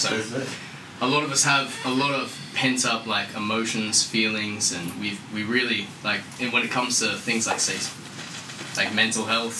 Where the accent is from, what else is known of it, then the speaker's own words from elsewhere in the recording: Sunshine Coast, Queensland, Australia; I'm from fucking Sunny Coast.